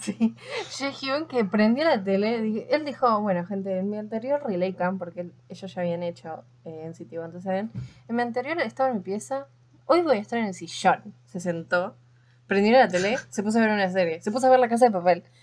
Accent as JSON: {"language": "Spanish", "country": "Argentina", "said": "porque somos argentinas"}